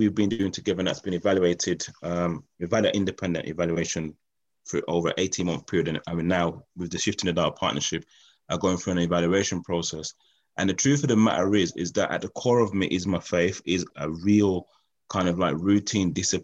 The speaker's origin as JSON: {"language": "English", "town": "Birmingham", "region": "West Midlands", "country": "United Kingdom", "tie": "born or raised there", "said": "I grew up in Birmingham, West Midlands, around a council estate"}